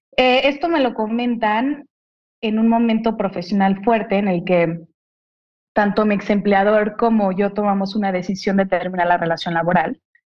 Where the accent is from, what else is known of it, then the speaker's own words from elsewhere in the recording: Mexico; soy una mujer mexicana